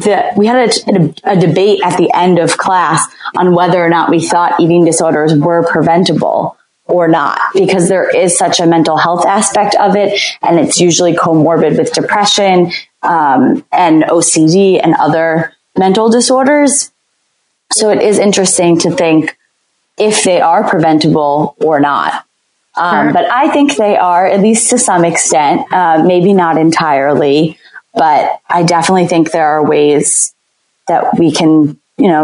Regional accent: New Jersey, United States; moved away as an adult; also born or lived in the South; I'm originally from New Jersey.

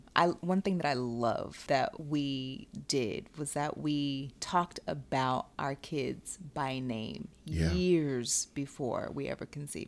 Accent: the South, United States; I'm from the South.

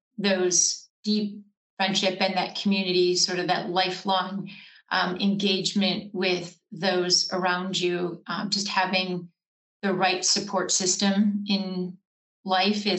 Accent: Wisconsin, United States; now in Los Angeles, United States; I grew up in Wisconsin in a small town and came out with some really great, I'll say, Midwest values.

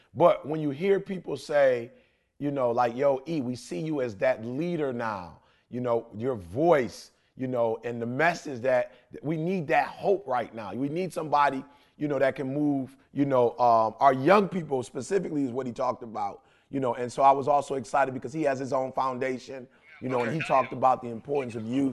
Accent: Detroit, Michigan, United States; I'm a kid from Detroit, high school dropout

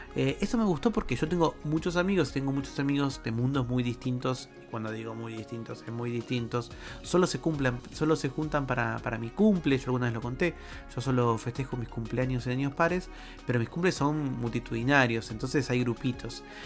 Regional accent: Argentina; en mi país, en Argentina

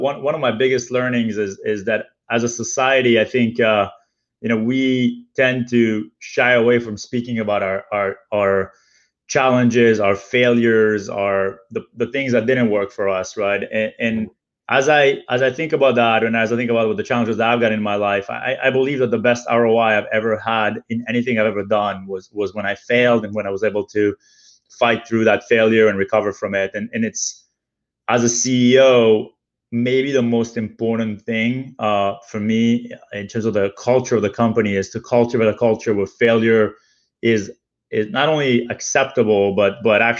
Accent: Israel; also born or lived in Europe; now in New York, United States; I was born in Israel, but because my dad also speaks French, I had the privilege as a kid to spend a lot of time in Europe. We actually lived in Europe for a few years before returning back to Israel

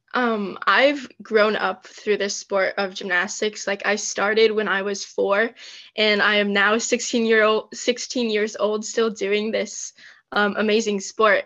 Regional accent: Michigan, United States; I am from Michigan in the US

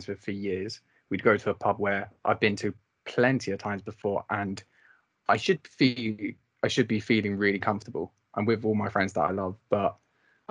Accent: Maidstone, South East England, United Kingdom; also born or lived in Brighton; I'm 23 from Maidstone and I'm also doing a sports journalism master's in Brighton

